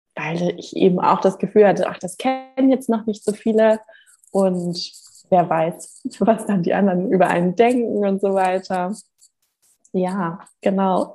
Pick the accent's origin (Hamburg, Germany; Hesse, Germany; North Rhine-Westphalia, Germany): Hamburg, Germany; moved away as an adult; now in Gran Canaria, Spain; ich bin geboren und aufgewachsen in Hamburg